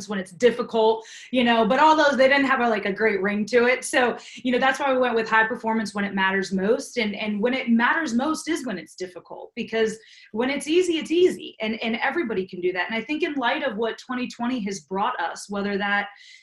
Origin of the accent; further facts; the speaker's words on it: East Coast, United States; I'm from the East Coast. I can talk fast